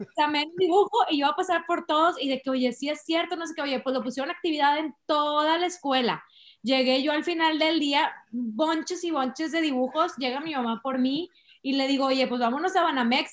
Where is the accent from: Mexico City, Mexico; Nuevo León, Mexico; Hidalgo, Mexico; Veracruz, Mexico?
Nuevo León, Mexico; San Pedro Garza García; also born or lived in Carretera Nacional, Monterrey; yo toda la vida crecí en San Pedro